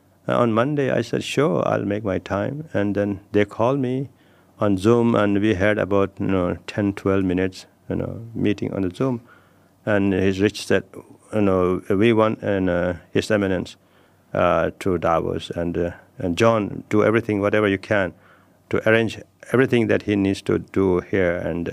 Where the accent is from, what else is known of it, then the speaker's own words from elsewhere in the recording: Nepal; Yes, and I come from Himalayas. Yeah. I come from Nepal.